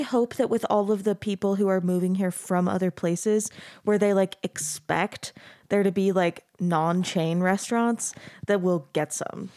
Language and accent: English; Arizona, United States; now in Utah, United States; I grew up in Arizona, so I've, I've been in Utah about ten years now